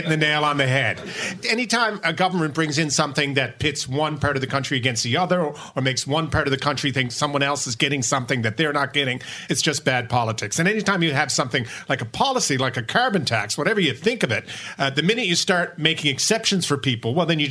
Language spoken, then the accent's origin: English; St. John's, Newfoundland and Labrador, Canada; When I grew up in St. John's, especially in downtown St. John's, everyone has tanks in the side of their house